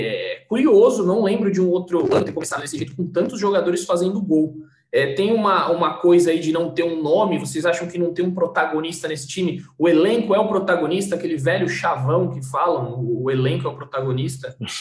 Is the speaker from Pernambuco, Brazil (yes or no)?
no; Cotia, São Paulo, Brazil; eu como cidadão cotiano, eu sempre defendo a cidade de Cotia